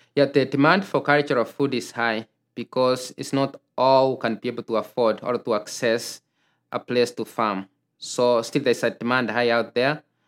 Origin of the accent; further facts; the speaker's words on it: Kenya; moved away as an adult; now in Minnesota, United States; I grew up in Kenya